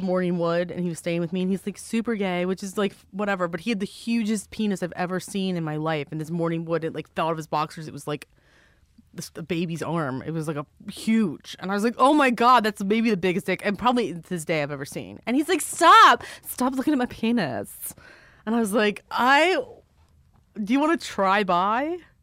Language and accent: English; Maryland, United States; I'm from Maryland